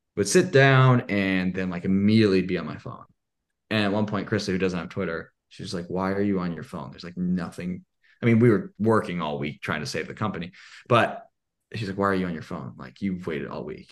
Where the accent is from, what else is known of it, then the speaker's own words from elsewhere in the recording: Indiana, United States; I'm from Indiana.